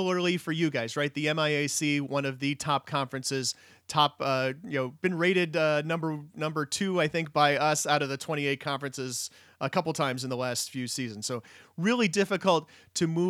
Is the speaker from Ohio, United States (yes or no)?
no; Minnesota, United States; moved away as an adult; someone who grew up in Minnesota and then has moved back here